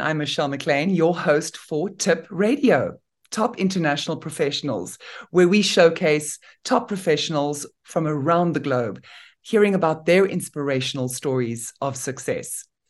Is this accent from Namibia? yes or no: yes; Namibia; I come from Namibia in Africa